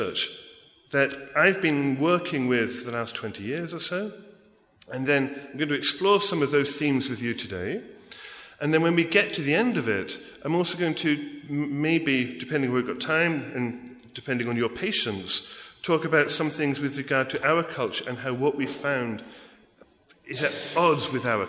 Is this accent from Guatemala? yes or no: no; England, United Kingdom; accent: English; moved away as an adult; also born or lived in America; now in United States; I grew up in England